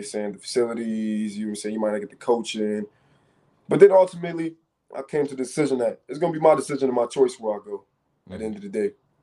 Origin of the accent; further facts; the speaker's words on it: New York City, New York, United States; also born or lived in Rochester, New York; being from New York growing up